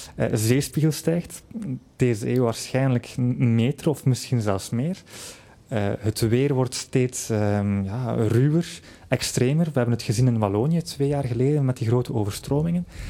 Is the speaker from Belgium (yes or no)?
yes; Flanders, Belgium